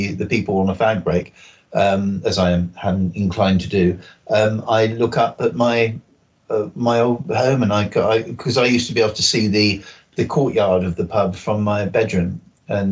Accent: Salisbury, South West England, United Kingdom; there is virtually no part of Salisbury that doesn't have a memory for me, because I've been here my family moved here 55 years ago, just before I was born

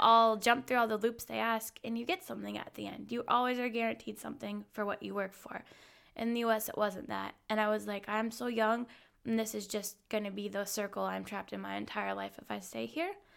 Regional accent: Hawaii, United States; moved away as an adult; now in Munich, Germany; I'm originally from Hawaii, and I've been living in Munich, Germany since about, well, five years this week.

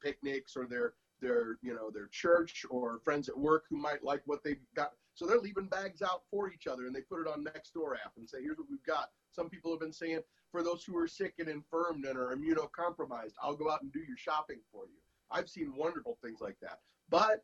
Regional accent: St. Louis, Missouri, United States; now in West Coast, United States; the murder rates of my hometown of St. Louis

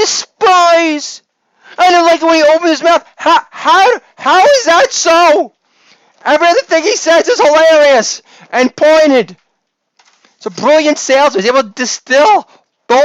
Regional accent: New York, United States; being a New Yorker

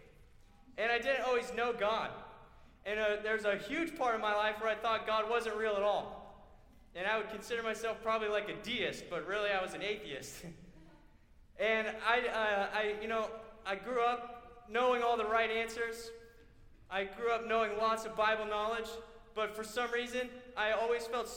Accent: Florida, United States; I grew up in Florida

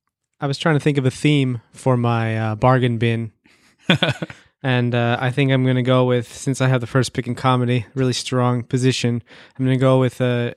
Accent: Pennsylvania, United States; now in Japan; I live in Japan. I'm originally from Pennsylvania.

